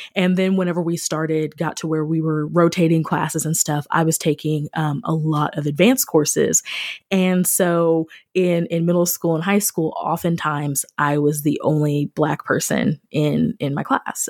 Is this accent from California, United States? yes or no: no; Missouri, United States; moved away as an adult; also born or lived in Springfield, Missouri / Fredericksburg, Virginia; I grew up outside of Kansas City